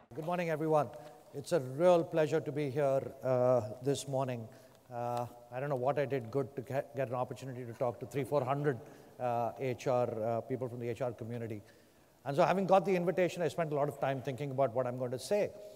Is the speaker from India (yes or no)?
yes; India; moved away; I grew up in India.